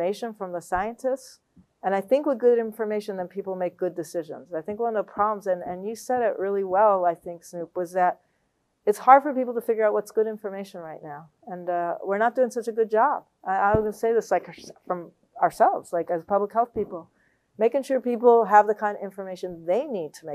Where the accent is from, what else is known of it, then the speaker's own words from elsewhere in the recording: Puerto Rico; now in Los Angeles, United States; I come from Puerto Rico